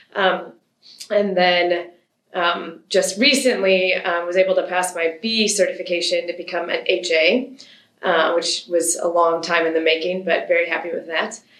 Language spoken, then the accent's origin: English; Michigan, United States; moved away as an adult; now in Wisconsin, United States; I was born in Michigan. By the time I was around, both my parents were in Michigan full time, and then I just moved to Wisconsin post college